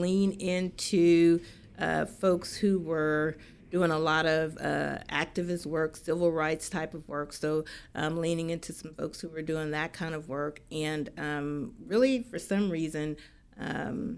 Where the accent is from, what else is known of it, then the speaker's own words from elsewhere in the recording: Mississippi, United States; now in Texas, United States; born and bred in Mississippi and the rural side of it